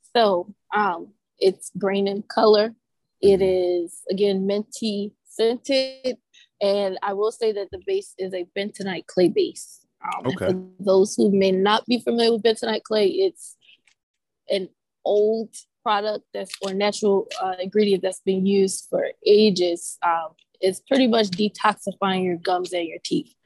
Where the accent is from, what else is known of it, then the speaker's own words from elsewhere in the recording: Baltimore, Maryland, United States; I am from Baltimore, born and raised